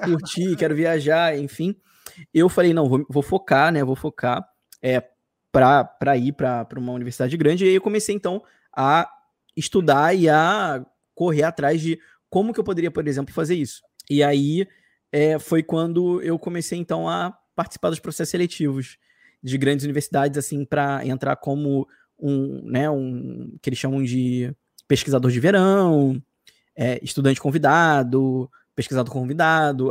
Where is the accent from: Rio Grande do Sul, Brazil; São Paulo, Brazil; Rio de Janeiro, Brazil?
Rio de Janeiro, Brazil; accent: carioca; eu sou carioca, chio muito